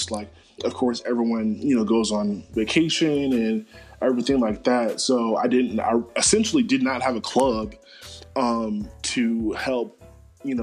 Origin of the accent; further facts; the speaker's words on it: Charlotte, North Carolina, United States; my hometown of the 704